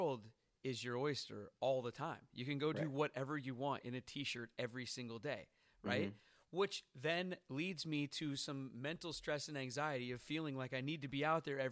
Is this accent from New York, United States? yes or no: no; Seattle, Washington, United States; moved away; it's rainy in my hometown of Seattle